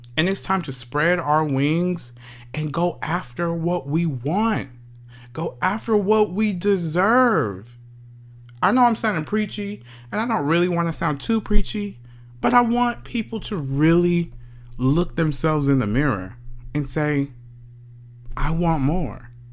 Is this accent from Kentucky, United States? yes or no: no; Paris, Texas, United States; I am a kid from Paris, Texas. Small old country Paris, Texas